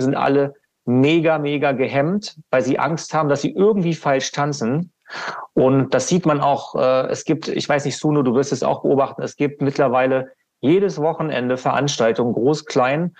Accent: Hannover, Lower Saxony, Germany; Das ist in Hannover, ne? meine Heimatstadt

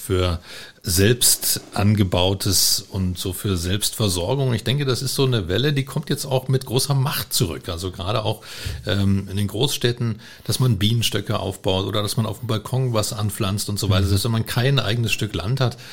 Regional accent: Germany; Ich bin also aufgewachsen in der DDR.

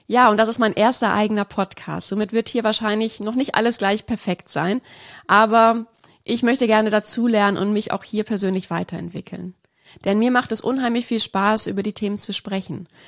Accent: Lake Constance, Germany; also born or lived in Munich; Ich bin in München-Lappach geboren und habe auch dort die ersten fünf Jahre meines Lebens verbracht, bevor es mit meiner Familie zum schönen Bodensee ging.

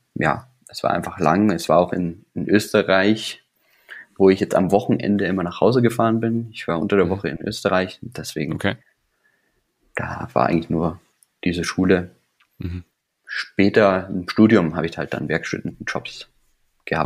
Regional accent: Weilheim, Bavaria, Germany; also born or lived in Starnberg; dann sind wir umgezogen nach Weilheim

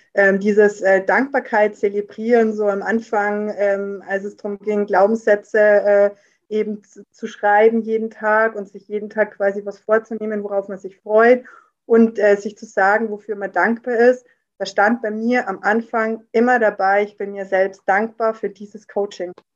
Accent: near Rosenheim, Upper Bavaria, Germany; bin aus Oberbayern, in der Nähe aus Rosenheim

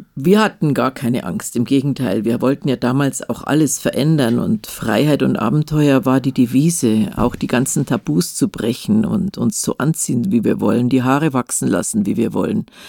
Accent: Munich, Bavaria, Germany; In Leim in München-Leim, das ist im, im Westen, also neben Nymphenburg

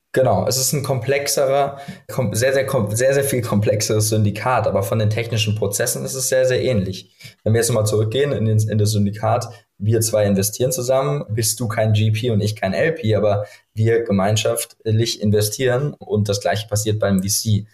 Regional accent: Frankfurt, Hesse, Germany; moved away as an adult; now in Berlin, Germany; Ich bin aus Frankfurt ursprünglich

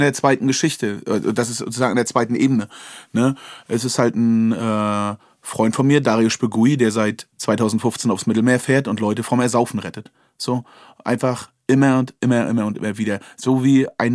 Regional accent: Wolgast region, Mecklenburg-Vorpommern, Germany; in Wolgast an der Schule

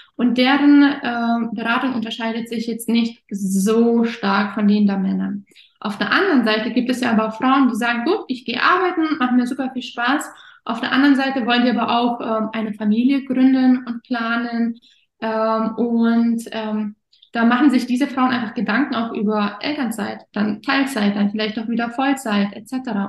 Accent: Offenburg, Baden-Württemberg, Germany; moved away as an adult; also born or lived in Kazakhstan / Erfurt; nicht da, wo ich aktuell wohne, also nicht meine Heimatstadt Offenburg

